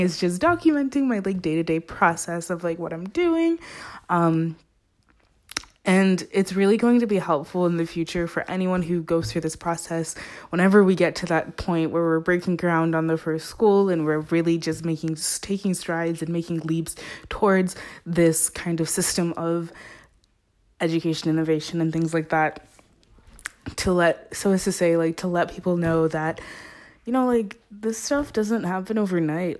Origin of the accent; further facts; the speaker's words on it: Zimbabwe; moved away; I'm originally from Zimbabwe, which is on top of South Africa